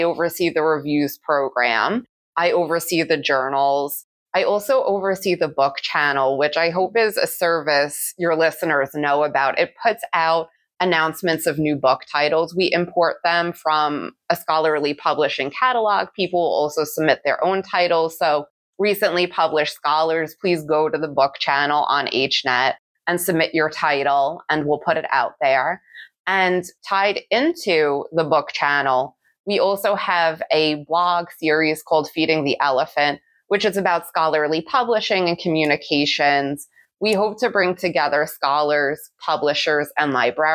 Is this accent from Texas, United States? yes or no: no; New York City, New York, United States; I grew up in the Bronx in New York City